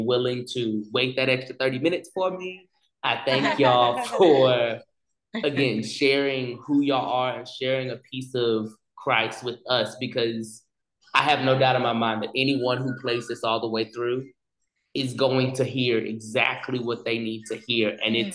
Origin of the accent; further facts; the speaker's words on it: the South, United States; accent: Southern; my Southern accent came out